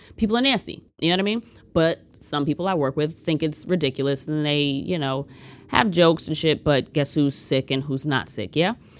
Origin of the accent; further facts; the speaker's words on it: United States; as an American